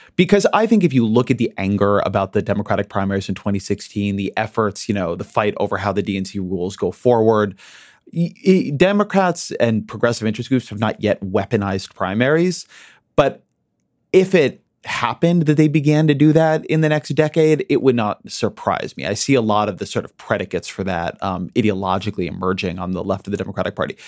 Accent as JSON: {"language": "English", "country": "United States", "said": "I'm an American. Alabama's part of my country"}